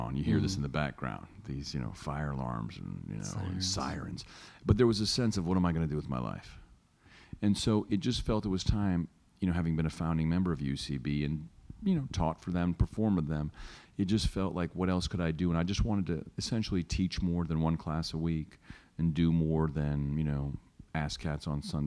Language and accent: English; North Carolina, United States; now in New York, United States; Chick-fil-A, something I grew up with in North Carolina